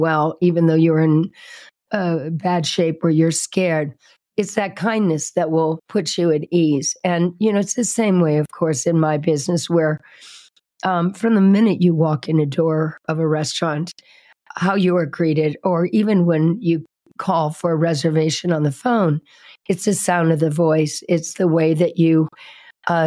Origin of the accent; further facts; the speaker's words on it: Indianapolis, Indiana, United States; now in Sedona, United States; I grew up in Indianapolis, Indiana, where all the nice people are